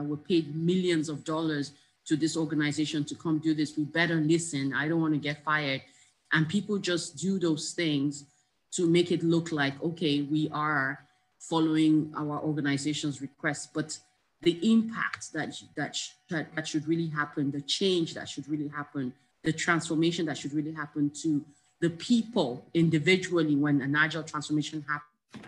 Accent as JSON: {"language": "English", "country": "Nigeria", "also_born_or_lived": "Canada", "moved": "yes", "said": "being a Nigerian, being out of Nigeria and coming back"}